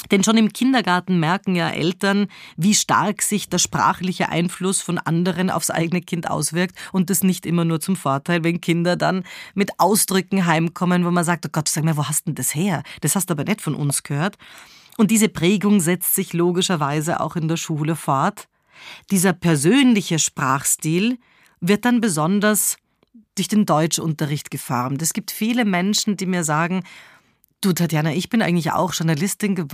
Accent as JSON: {"language": "German", "country": "Switzerland", "said": "weil ich als Schweizerin Sätze oft mit oder beende."}